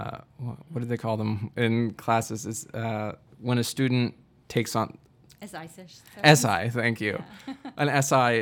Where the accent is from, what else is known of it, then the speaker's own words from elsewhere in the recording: Midwest, United States; even though I'm from the Midwest, and obviously we are in the Midwest right now